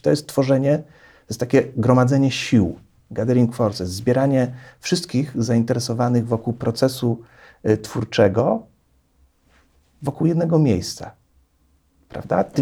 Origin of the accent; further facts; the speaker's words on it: Poznań, Greater Poland, Poland; ja z Poznania